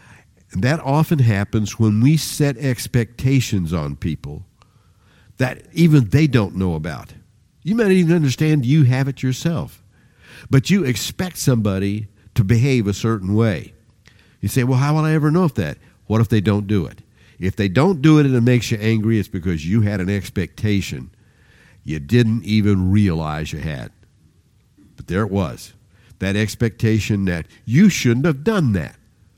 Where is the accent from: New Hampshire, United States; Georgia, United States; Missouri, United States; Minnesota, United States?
Missouri, United States; Independence; When we grew up in Independence, Missouri, I had two brothers. There were three of us.